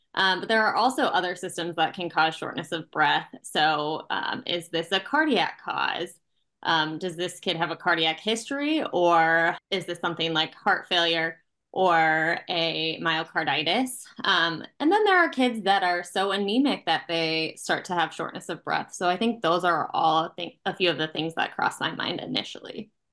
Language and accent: English; Nebraska, United States; moved away as an adult; now in Milwaukee, United States; I'm from Nebraska originally